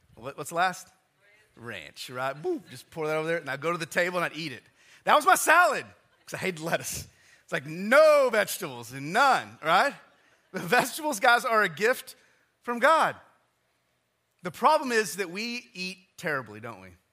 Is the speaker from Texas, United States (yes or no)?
yes; West Texas, United States; I'm from West Texas